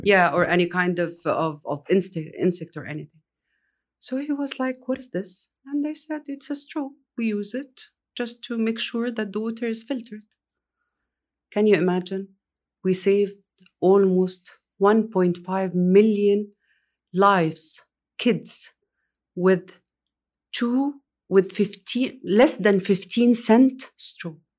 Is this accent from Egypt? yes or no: yes; Egypt; also born or lived in Riyadh, Saudi Arabia; now in Saudi Arabia; I grew up in Egypt